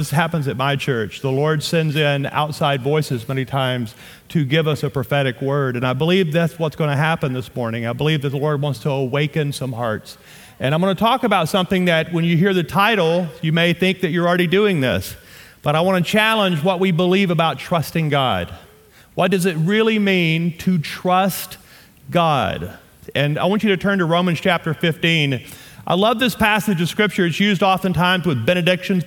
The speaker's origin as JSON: {"language": "English", "region": "Louisiana", "country": "United States", "tie": "born or raised there", "also_born_or_lived": "Shreveport, Louisiana / Amarillo, Texas", "accent": "southern", "moved": "as an adult", "lives_now": "Colorado, United States", "said": "I am from Louisiana. My wife and I, born and raised in Louisiana."}